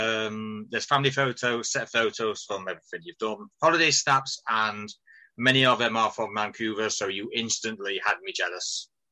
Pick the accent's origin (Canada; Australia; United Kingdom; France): United Kingdom; England; also born or lived in Nottingham; No, we're English.